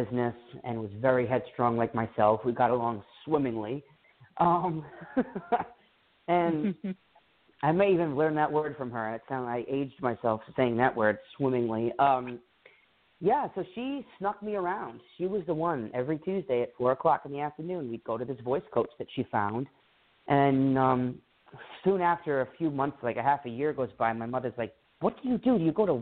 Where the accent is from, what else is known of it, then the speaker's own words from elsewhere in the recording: Rhode Island, United States; I grew up in Rhode Island, 30 minutes south of the capital, which is Providence